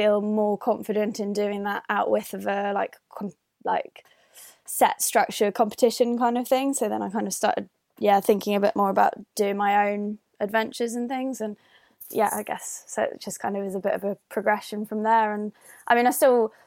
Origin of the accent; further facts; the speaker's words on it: Northern Ireland, United Kingdom; moved away as an adult; also born or lived in London; now in Edinburgh, United Kingdom; I am currently residing in Edinburgh, but I grew up in Northern Ireland.